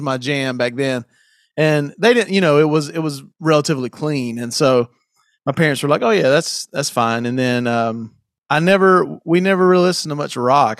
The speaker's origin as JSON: {"language": "English", "region": "South Carolina", "country": "United States", "tie": "born or raised there", "said": "I, I grew up in South Carolina"}